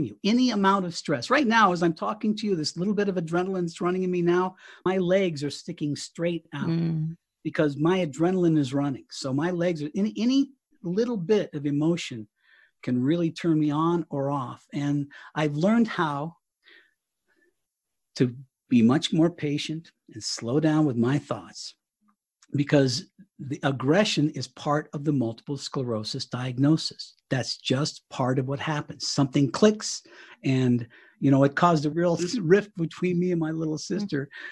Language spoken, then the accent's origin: English; Southern Colorado, United States; moved away as an adult; now in Fort Collins, United States; We were in Southern Colorado at my hometown, and we've actually moved to Northern Colorado. We're in Fort Collins